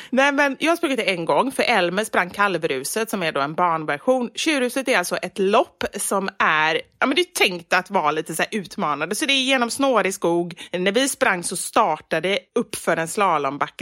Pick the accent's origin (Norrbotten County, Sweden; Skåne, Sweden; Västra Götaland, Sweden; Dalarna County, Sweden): Västra Götaland, Sweden; Gothenburg; accent: Gothenburg dialect (göteborgska); now in Stockholm, Sweden; Och sen är jag faktiskt nöjd med göteborgskan också.